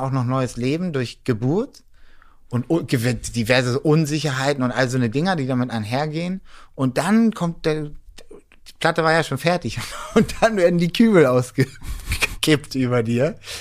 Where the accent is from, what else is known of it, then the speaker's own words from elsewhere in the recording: Hamburg, Germany; moved away as an adult; now in Berlin, Germany; als Hamburger